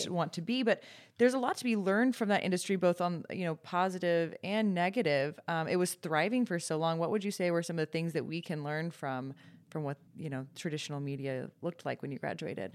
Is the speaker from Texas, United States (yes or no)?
yes; Dallas, Texas, United States; growing up in Dallas, and I went to school in Dallas